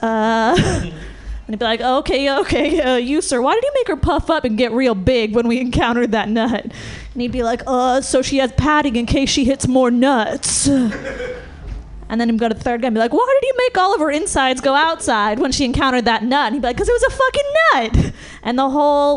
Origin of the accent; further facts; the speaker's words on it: Marin, California, United States; I come from Marin, over the bridge